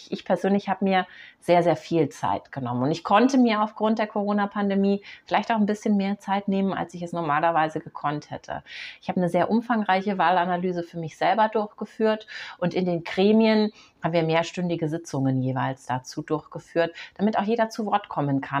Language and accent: German; Munich, Bavaria, Germany; Ich bin Münchner Kind, ich bin in dieser Stadt geboren, ich bin in der Stadt aufgewachsen und ich nehme sehr, sehr viele Veränderungen an meiner Stadt wahr.